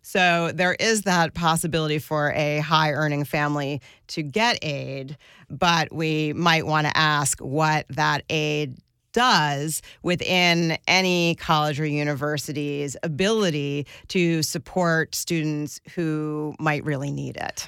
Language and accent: English; suburbs around New York, United States; also born or lived in northern New Jersey / Westchester; I grew up, uh, in different suburbs around New York. My dad lived in northern New Jersey and my mom lived in Westchester, and I commuted to the Bronx for school.